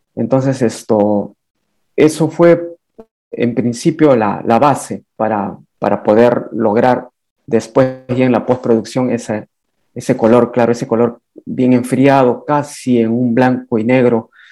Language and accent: Spanish; Huangáscar, Lima, Peru; Es uno de los 33 distritos de la provincia de Yauyos que se llama Huangáscar. Es mi pueblo natal.